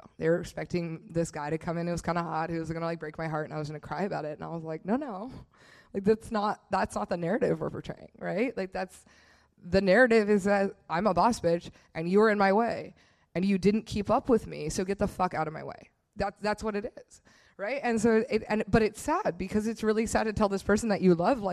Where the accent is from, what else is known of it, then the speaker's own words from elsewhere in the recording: Bay Area, California, United States; where Tanner and I grew up in the Bay Area